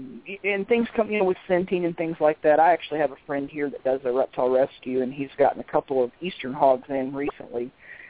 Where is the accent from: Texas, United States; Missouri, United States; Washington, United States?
Texas, United States; South; I grew up in South Texas in, like, the coastal plains area